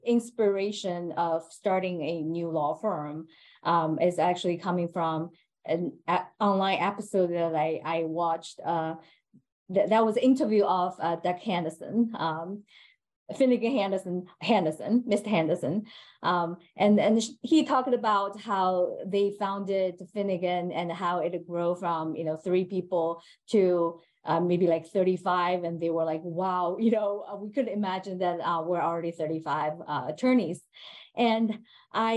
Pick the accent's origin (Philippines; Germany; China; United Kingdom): China; moved away as an adult; now in United States; So I was born in China, and I was raised there, and I finished my college in China before I came over to the United States.